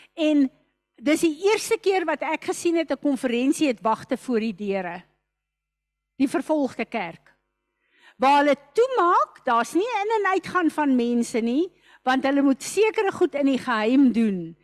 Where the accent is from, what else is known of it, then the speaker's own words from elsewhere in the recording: South Africa; ons is ook Suid-Afrikaners